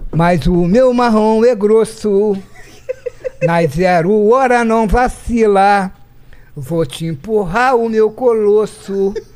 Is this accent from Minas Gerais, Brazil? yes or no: no; Petrópolis, Rio de Janeiro, Brazil; nasci em Petrópolis